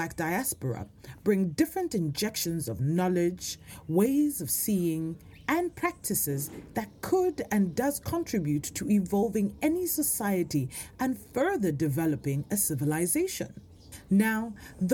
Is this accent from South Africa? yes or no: yes; South Africa; now in Norway; As a South African